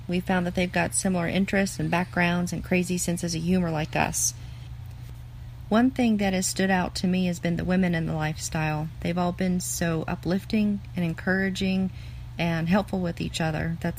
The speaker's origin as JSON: {"language": "English", "region": "Midwest United States", "country": "United States", "said": "We're from the Midwest United States."}